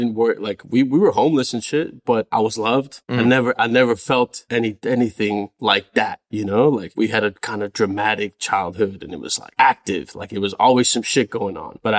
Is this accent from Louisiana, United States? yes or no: no; California, United States; now in Los Angeles, United States; No, up in the Bay, North NorCal. Yeah, okay. Still don't really claim LA like that, you know? Like, I'm still from the Bay.